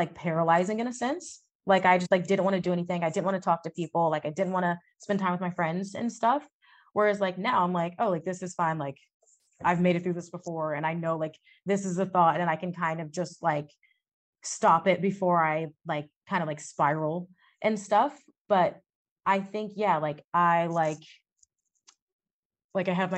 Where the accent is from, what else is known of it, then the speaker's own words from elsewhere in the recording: Texas, United States; I grew up in Texas